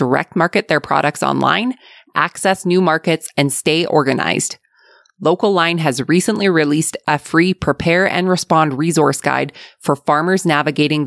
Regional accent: Alberta, Canada; accent: Alberta; my Alberta accent

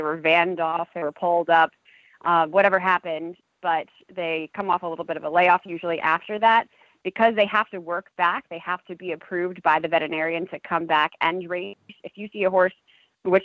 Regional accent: New York, United States; moved away as an adult; also born or lived in Kentucky; I grew up in New York, and then I went to college at the University of Louisville's equine program in Kentucky.

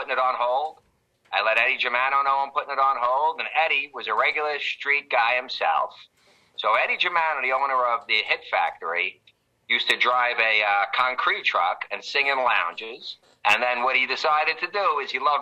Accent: New York City, New York, United States; I grew up in the Canarsie section of Brooklyn

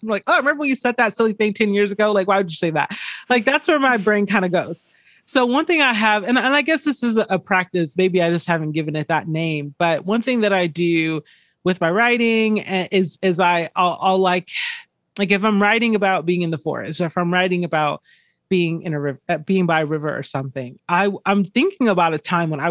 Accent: Georgia, United States; moved away as an adult; now in Los Angeles, United States; I grew up in Georgia

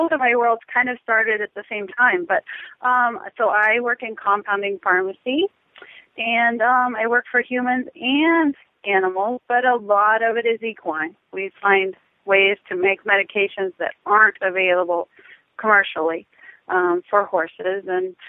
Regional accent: Lexington, Kentucky, United States; now in Wellington, United States; I was born in Lexington, Kentucky.

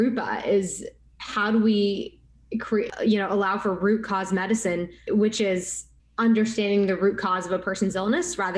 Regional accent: West Texas, United States; Growing up as an Indian American in West Texas

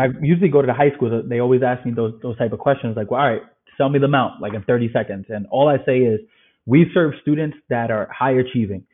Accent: New York City, New York, United States; also born or lived in Ireland; born and raised in the Bronx

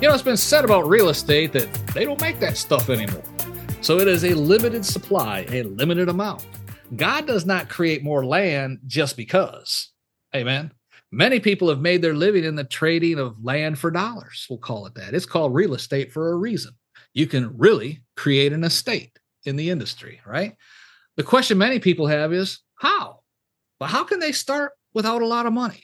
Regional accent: Michigan, United States; moved away; also born or lived in Louisiana / Texas; where I grew up, up, up in Yep, Michigan.

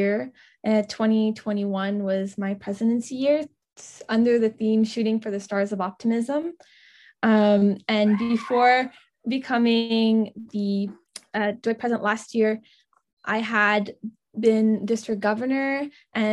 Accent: Ottawa, Ontario, Canada; I'm from Ottawa, Ontario, Canada

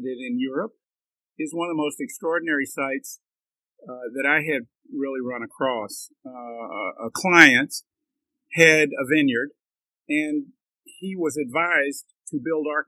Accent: Mississippi, United States; also born or lived in New Orleans; I was from Mississippi.

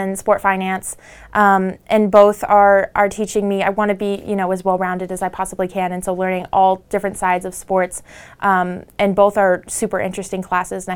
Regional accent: Arlington, Washington, United States; I'm from Arlington, Washington, and so I went to Arlington High School.

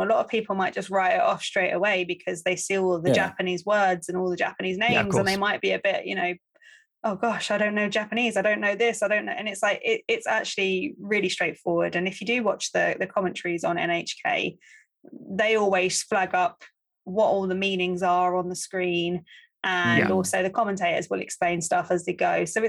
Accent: London, United Kingdom; I grew up in Upton Park about 5 minutes away from West Ham.

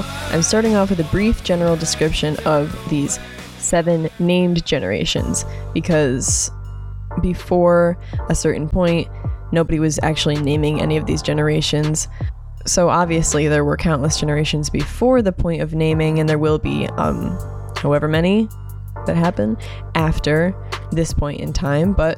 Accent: United States; growing up in America as a Gen Zer

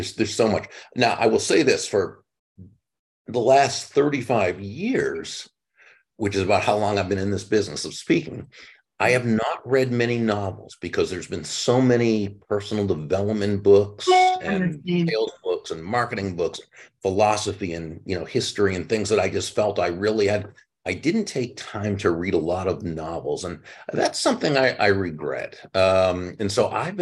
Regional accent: Massachusetts, United States; moved away as an adult; now in Florida, United States; I grew up in Massachusetts, moved down to Florida about 35 years ago

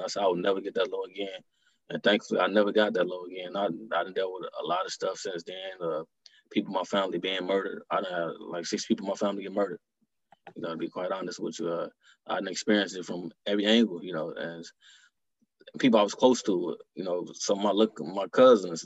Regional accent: Detroit, Michigan, United States; growing up in Detroit

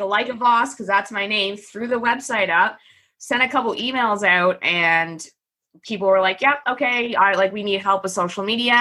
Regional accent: Canada; I'm Canadian, by the way, and so is my company

